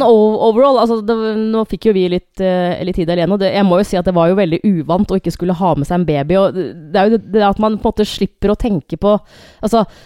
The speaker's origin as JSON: {"language": "Norwegian", "town": "Hamar", "region": "Innlandet", "country": "Norway", "moved": "yes", "said": "jeg er jo fra Hamar, og jeg veit jo at siden jeg flytta i 2007"}